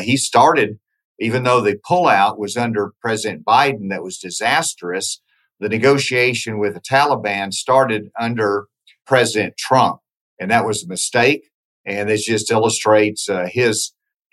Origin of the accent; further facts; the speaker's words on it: Arkansas, United States; I'm from Arkansas